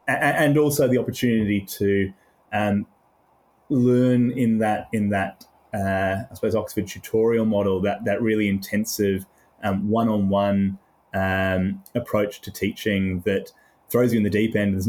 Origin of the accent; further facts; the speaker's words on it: Australia; accent: mid-Indian Ocean; also born or lived in United Kingdom; I was born in the UK and then came to Australia. So I've got a slightly, I don't know, mid-Indian Ocean accent, whatever the correct geography would be.